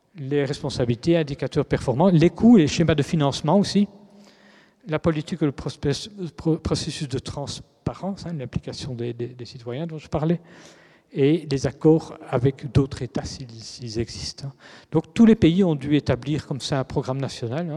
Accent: Belgium; en tant que Belge

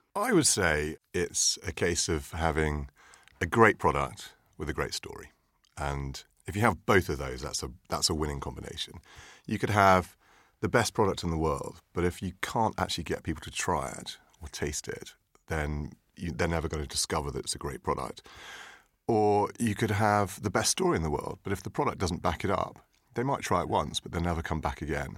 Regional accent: St Ives, South West England, United Kingdom; we grew up together in Cornwall. I, um, uh, come from near Saint Ives

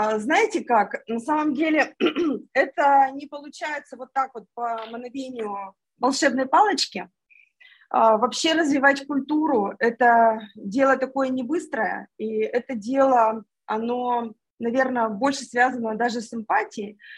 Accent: Yekaterinburg, Sverdlovsk Oblast, Russia; moved away as an adult; now in Moscow, Russia; Я сама из Екатеринбурга

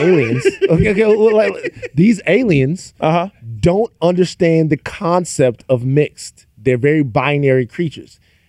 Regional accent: Baton Rouge, Louisiana, United States; I'm from South Louisiana. Okay. I'm from Baton Rouge, Louisiana.

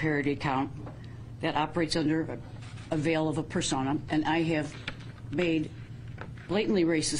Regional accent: East Cleveland, Ohio, United States; I grew up in East Cleveland, very diverse community.

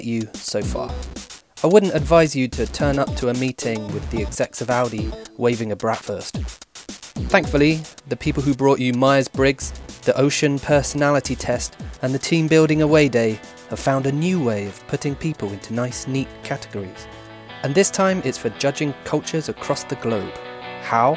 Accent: United Kingdom; my home country, Britain

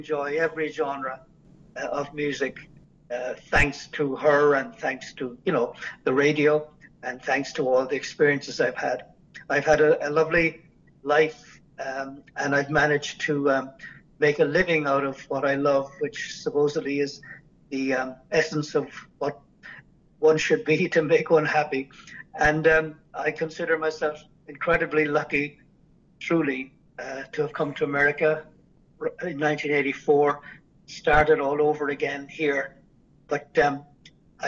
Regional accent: Cork, Munster, Ireland; accent: Irish lilt; I was born in Cork City, which is the southernmost part of Ireland.

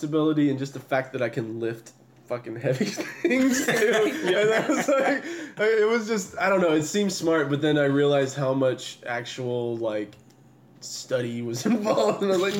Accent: Tampa, Florida, United States; moved away as an adult; also born or lived in Dade City, Florida; now in Portland, United States; I'm originally from Tampa, Florida, and I was born in Dade City, Florida, actually, in Pasco County, so, like, even more rural, redneck area of Florida.

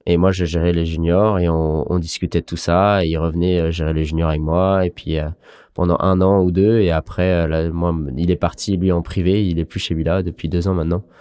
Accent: Brittany, France; c'était un truc que j'ai appris euh, en tant que Breton, quoi. Enfin, identitaire, on est fier et à chaque fois qu'on est en équipe de Bretagne

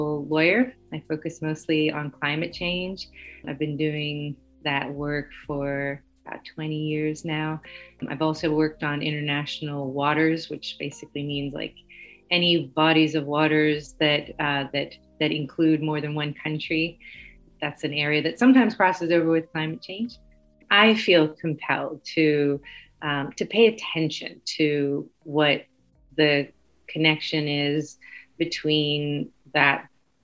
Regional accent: Arlington, Virginia, United States; also born or lived in Colombia / Alexandria, Virginia; I grew up nearby here in Arlington, just up the river, up the Potomac River, and have lived here most of my life

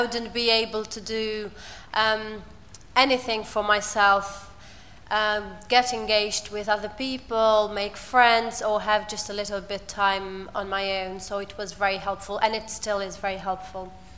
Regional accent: Albania; English is a second language; moved away as an adult; now in United Kingdom; I come from Albania and I've been in the UK for about three years and a half.

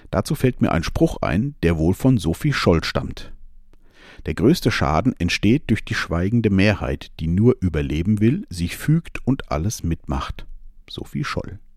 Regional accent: Germany; born there; Da habe ich es mit meinem Geburtsland Deutschland gut getroffen, habe die knapp 50 Jahre, die ich jetzt lebe, diese Freiheit für mich gefühlt zu 100 Prozent gehabt.

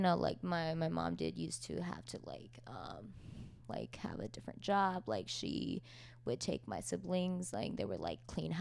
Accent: United States; me and my siblings were all born here

